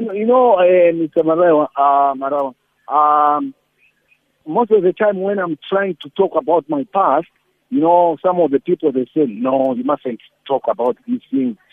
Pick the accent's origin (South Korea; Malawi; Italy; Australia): Malawi; moved away as an adult; also born or lived in South Africa; I was a foreigner. I was, I was coming from Malawi